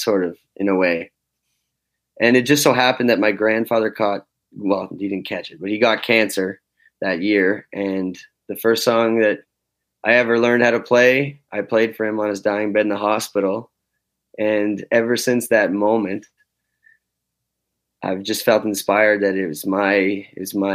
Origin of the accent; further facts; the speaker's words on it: Fall River, Nova Scotia, Canada; moved away as an adult; now in Restigouche County, Canada; But I grew up in Fall River, Nova Scotia. I was born and raised down there